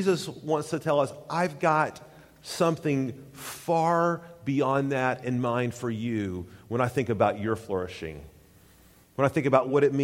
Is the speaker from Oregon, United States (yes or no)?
no; East Tennessee, United States; growing up in East Tennessee